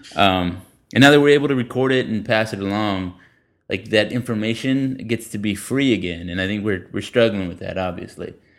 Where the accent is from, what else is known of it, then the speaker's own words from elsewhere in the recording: San Antonio, Texas, United States; moved away; also born or lived in Denton; I'm from San Antonio